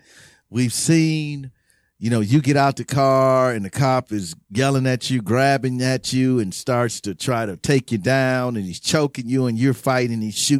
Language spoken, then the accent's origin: English; Los Angeles, California, United States; born there; Where I'm really from? And I was born here before that.